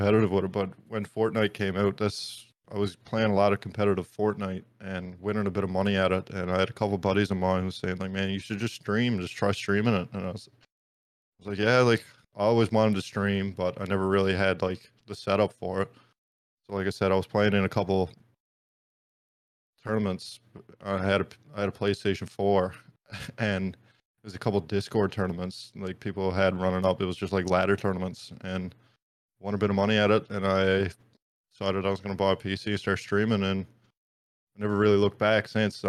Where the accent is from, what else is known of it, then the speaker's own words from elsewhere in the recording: Baie Verte, Newfoundland and Labrador, Canada; moved away as an adult; also born or lived in Grand Falls-Windsor, Newfoundland and Labrador; now in St. John's, Canada; my hometown where I grew up is Beta Spare